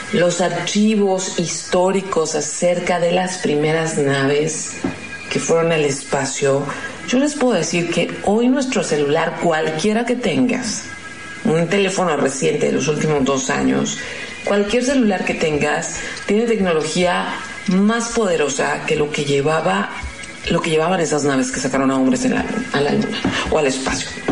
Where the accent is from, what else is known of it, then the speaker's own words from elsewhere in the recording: Mexico; como mexicana